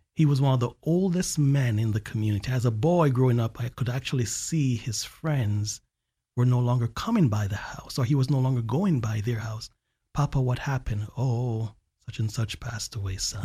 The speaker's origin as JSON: {"language": "English", "country": "Jamaica", "tie": "born or raised there", "also_born_or_lived": "Alabama", "moved": "yes", "lives_now": "Central Florida, United States", "said": "growing up in Jamaica"}